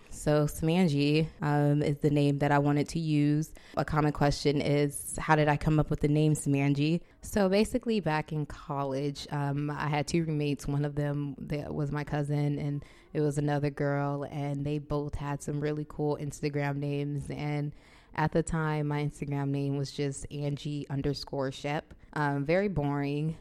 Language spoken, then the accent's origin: English; Compton, California, United States; moved away as an adult; now in New York City, United States; I'm from Los Angeles, L A, Compton